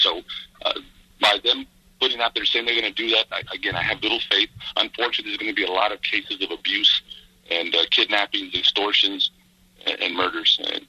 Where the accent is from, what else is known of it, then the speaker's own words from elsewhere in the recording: El Paso, Texas, United States; I was born and raised in El Paso, so I'm very familiar with the border culture